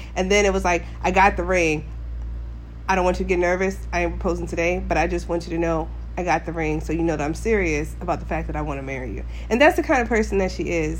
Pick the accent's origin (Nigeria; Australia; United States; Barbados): United States; Alaska; Alaska, born and raised.